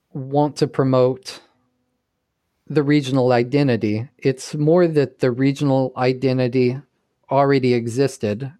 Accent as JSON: {"language": "English", "region": "Texas", "country": "United States", "tie": "born or raised there", "also_born_or_lived": "Seattle", "moved": "yes", "lives_now": "New York, United States", "said": "I grew up in Texas"}